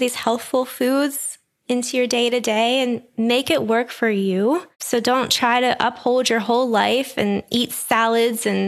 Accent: Pittsburgh, Pennsylvania, United States; I'm from Pittsburgh

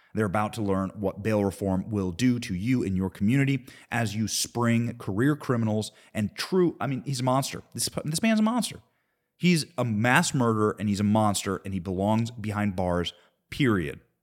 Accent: Cedar Rapids, Iowa, United States; I grew up in Cedar Rapids, Iowa. That is what I consider my hometown.

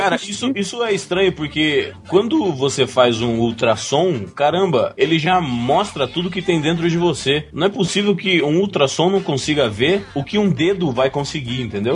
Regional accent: Mato Grosso, Brazil; Mato Grosso, né? Eu sou do Mato Grosso

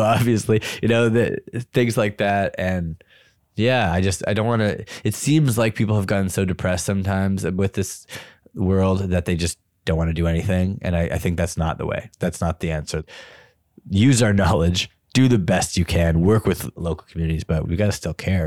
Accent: Canada; I'm Canadian

